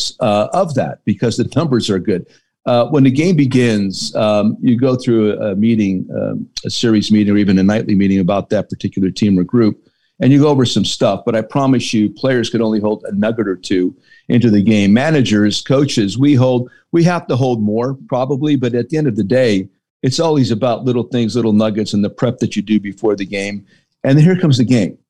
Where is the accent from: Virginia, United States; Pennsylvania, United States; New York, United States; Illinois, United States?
Pennsylvania, United States; Hazleton; me growing up in Hazleton, PA